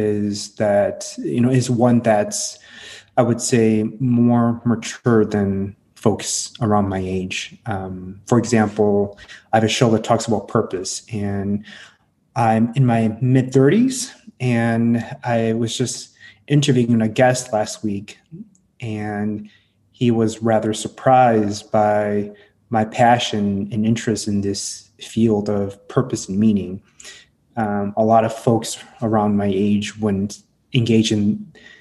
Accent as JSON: {"language": "English", "region": "Midwest", "country": "United States", "tie": "born or raised there", "second_language": "English", "said": "I was born and raised in the Midwest."}